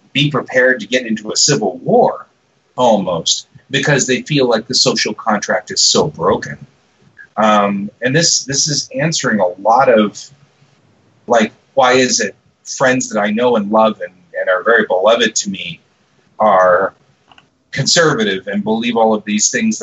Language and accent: English; the South, United States; I'm a Southerner. I come from the South.